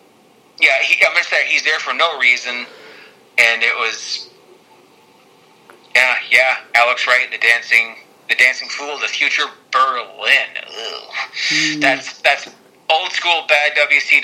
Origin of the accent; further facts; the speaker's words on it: Canada; I'm Canadian.